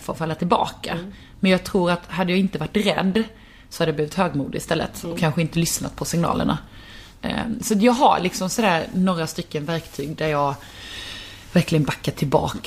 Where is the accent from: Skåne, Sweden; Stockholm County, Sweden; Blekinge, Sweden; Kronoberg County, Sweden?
Blekinge, Sweden; Karlshamn; jag kommer från en liten stad, jag kommer från Karlshamn